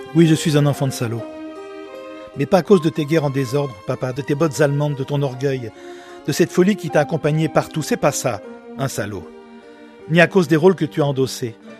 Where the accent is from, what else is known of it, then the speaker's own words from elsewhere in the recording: Lyon, Auvergne-Rhône-Alpes, France; nous sommes de Lyon